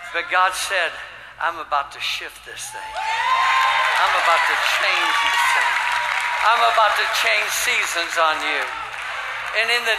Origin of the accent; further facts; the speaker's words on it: Ohio, United States; also born or lived in Michigan; now in Tulsa, United States; I was raised in Ohio, born in Michigan, raised in Ohio